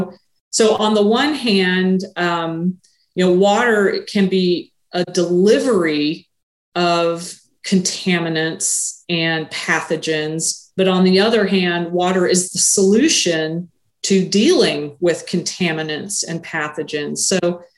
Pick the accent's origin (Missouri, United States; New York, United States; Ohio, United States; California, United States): Missouri, United States; the Ozarks; also born or lived in Springfield, Missouri; when I was a kid growing up in the Ozarks